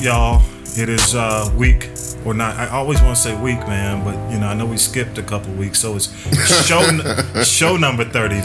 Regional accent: Atlanta, Georgia, United States; I grew up on North Avenue

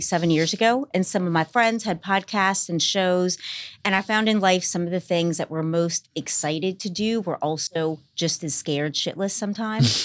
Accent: New Orleans, Louisiana, United States; moved away as an adult; now in Los Angeles, United States; half Irish from New Orleans

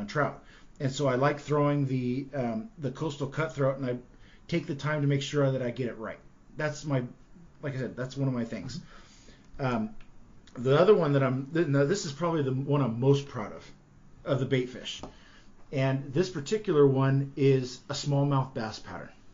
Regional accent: California, United States; now in Oregon, United States; growing up in California, when I lived, you know, I was out there on the Delta

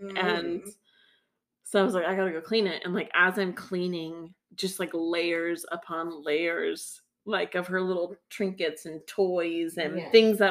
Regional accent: Tennessee, United States; now in Southern California, United States; I grew up in Tennessee, and literally my backyard was a forest, and I could walk down the street to the creek and, like, hang out with the neighbors.

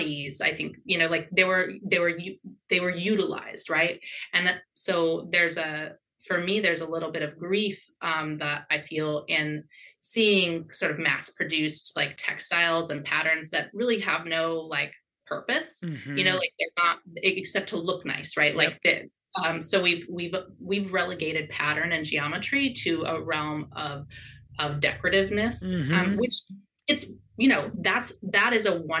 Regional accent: Southeast Alaska, United States; now in Seattle, United States; I grew up in Southeast Alaska

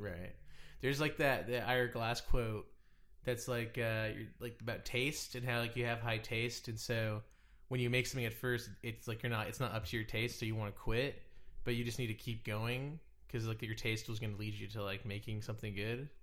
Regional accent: Dallas, Texas, United States; now in Los Angeles, United States; I'm from Dallas

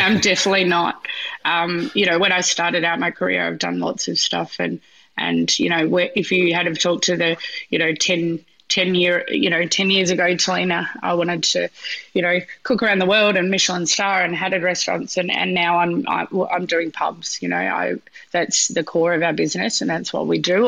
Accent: Western Australia, Australia; moved away; get over to Western Australia, which is my hometown

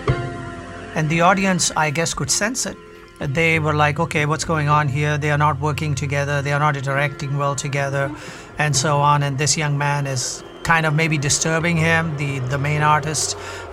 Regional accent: northern India, India; I come from India, a northern part of India

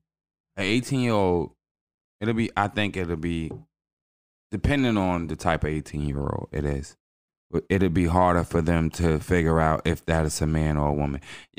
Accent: New York City, New York, United States; We grew up in New York City.

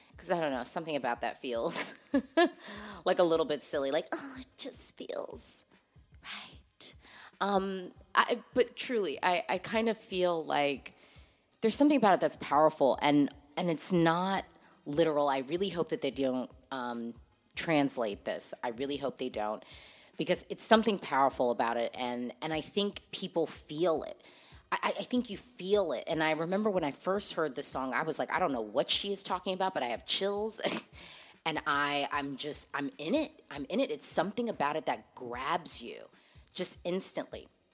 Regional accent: United States; I'm an American Eurovision fan

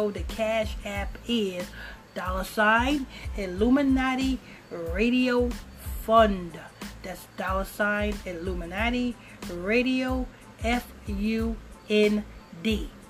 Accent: New York, United States; but I'm, I'm a New Yorker at the end of the day.

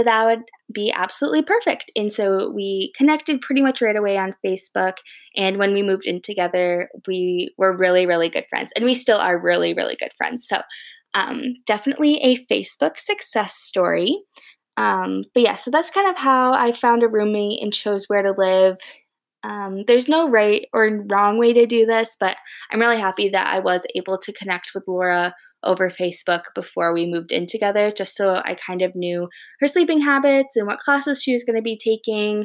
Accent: Grand Rapids, Michigan, United States; also born or lived in East Lansing, Michigan / Ann Arbor, Michigan; I'm originally from Grand Rapids, Michigan

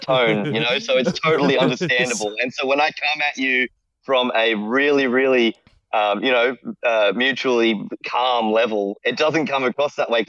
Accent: Australia; I'm Australian.

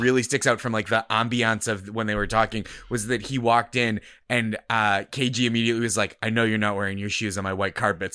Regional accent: Boston, Massachusetts, United States; now in New York, United States; I grew up in the Boston area

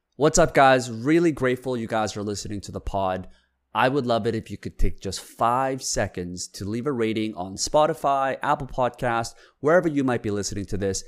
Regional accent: South Korea; moved away; I was born in Korea

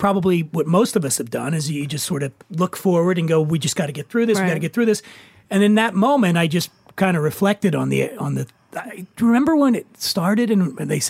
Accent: Philadelphia, Pennsylvania, United States; moved away; I grew up in Philly, and I never went anywhere. We were poor.

